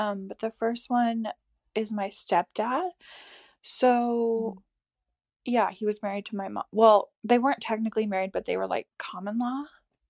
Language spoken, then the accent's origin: English; Canada; My parents are divorced. I grew up like in Canada.